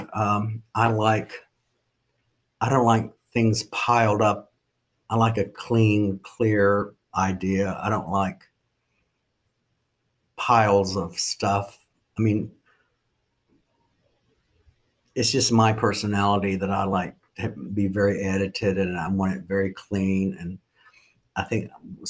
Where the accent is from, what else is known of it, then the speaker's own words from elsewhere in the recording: Oklahoma, United States; now in Bedford, United States; I'm from Oklahoma